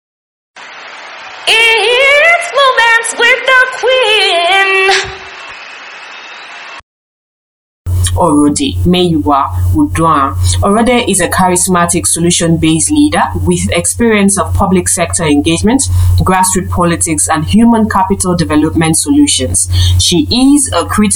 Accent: Delta, Nigeria; I'm from Delta State. If you're listening, Delta State is a state in Nigeria, and particularly that's my state of origin.

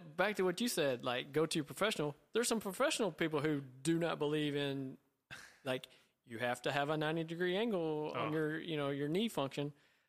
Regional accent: the South, Southern United States, United States; growing up in Southern high school football.

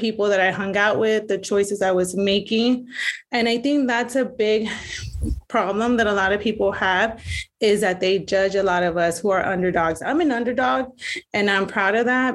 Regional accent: Elsa, Texas, United States; moved away as an adult; also born or lived in Iowa; I am originally from Elsa, Texas, graduated in 97 and then moved to Iowa for about 20 years

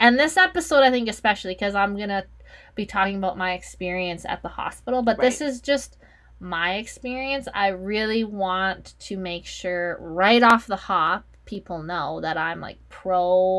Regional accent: Canada; we're Canadian

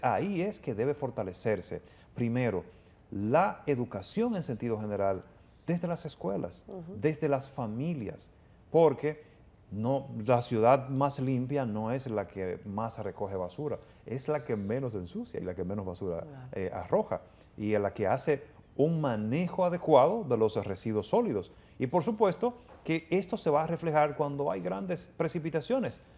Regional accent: Dominican Republic; mi tierra, que me vio crecer en mi, en mi país, que, me, que me educó

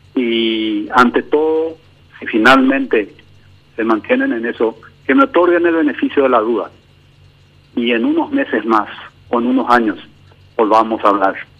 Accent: Paraguay; todos juntos como paraguayos

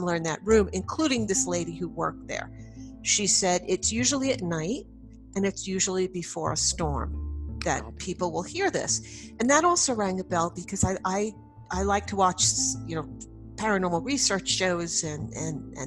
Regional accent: Long Island, New York, United States; I grew up on Long Island, New York

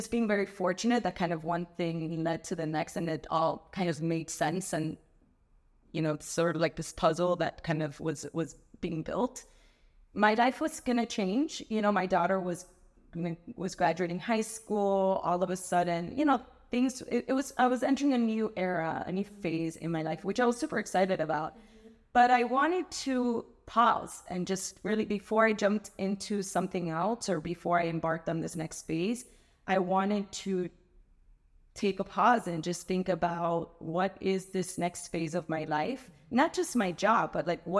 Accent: Miami, Florida, United States; I am a very proud Miami native. I was born and raised here in Miami. I've never lived anywhere else

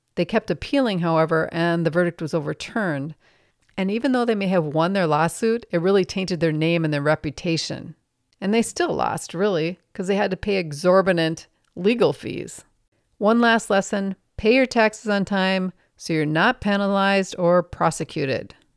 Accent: Minnesota, United States; I'm from Minnesota

